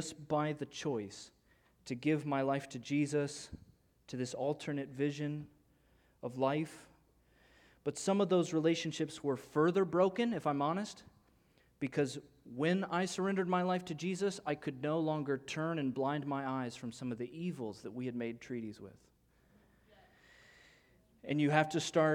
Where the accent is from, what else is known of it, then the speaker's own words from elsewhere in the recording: Illinois, United States; moved away; I'm from Illinois